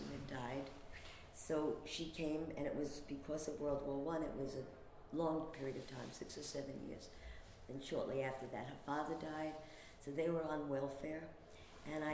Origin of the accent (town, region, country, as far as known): New York City, New York, United States; born or raised there